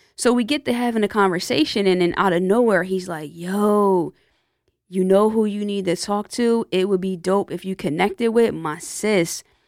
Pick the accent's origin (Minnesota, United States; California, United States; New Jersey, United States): New Jersey, United States; Lawnside; my hometown, Lawnside, New Jersey